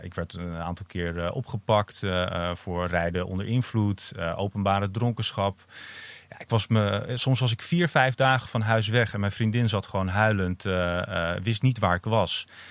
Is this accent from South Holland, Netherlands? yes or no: no; Amsterdam, North Holland, Netherlands; ik, ik ben dus uh, opgegroeid in Amsterdam ook. mijn ouders kwamen naar Amsterdam toen ik vier was.